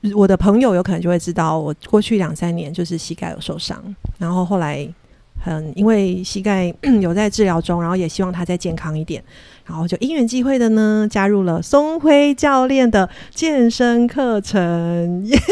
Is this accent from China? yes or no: no; Taiwan; 我们台湾人